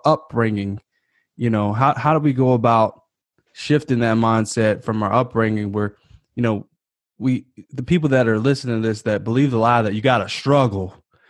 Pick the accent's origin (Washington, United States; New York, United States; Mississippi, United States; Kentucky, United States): Kentucky, United States; now in Calabasas, United States; I come from Kentucky, USA, you know, and moved to Calabasas, California. So I went from like one of the most poverty stricken parts of the US to, you know, the most affluent.